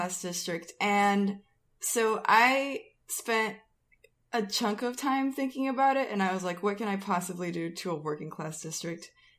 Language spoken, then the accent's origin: English; Rio de Janeiro, Brazil; moved away; So I grew up in Brazil, and I grew up in like an island off the coast of Rio de Janeiro, and it's basically like pretty poor.